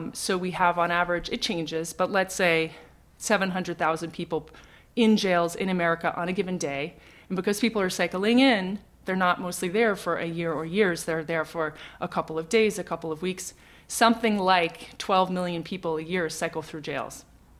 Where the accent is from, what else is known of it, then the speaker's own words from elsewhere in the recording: London, United Kingdom; born there; I was born in London. My father is from Ireland.